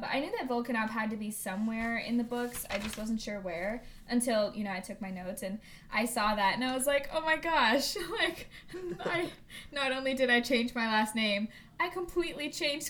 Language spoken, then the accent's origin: English; Midwest, United States; How many times do I have to say this? I am from